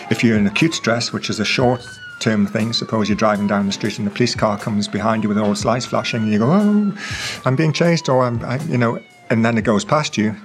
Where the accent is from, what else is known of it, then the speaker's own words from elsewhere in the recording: England, United Kingdom; I'm from England.